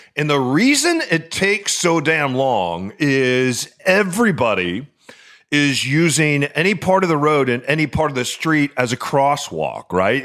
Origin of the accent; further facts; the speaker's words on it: New Mexico, United States; now in Seattle, United States; grew up in New Mexico.